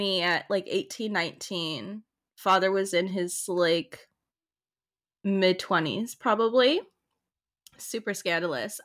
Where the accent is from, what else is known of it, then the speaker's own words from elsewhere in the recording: Oceanside, California, United States; So I grew up in the North County Oceanside Vista area.